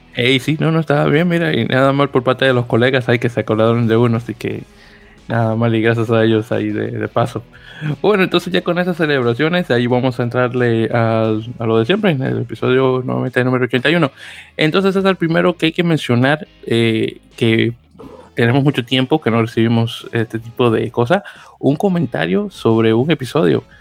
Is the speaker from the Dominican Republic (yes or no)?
yes; Dominican Republic; en mi país, en Dominicana